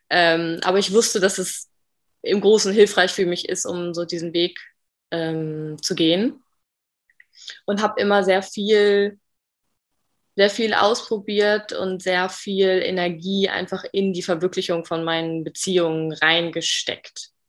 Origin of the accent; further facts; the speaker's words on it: Bremen, Germany; ich bin 27 Jahre alt noch. Mm, ich komme aus Bremi, aus Bremen im Norden von Deutschland.